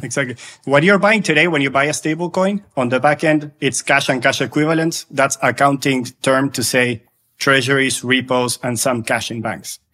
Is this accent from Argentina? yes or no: yes; Argentina; I'm originally from Argentina, lived through high inflation for a long time